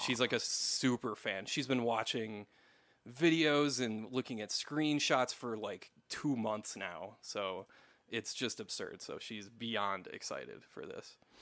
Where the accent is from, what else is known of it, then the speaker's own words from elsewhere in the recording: West St. Paul, Minnesota, United States; That's where I'm from, so yeah, you you actually did a video in like my hometown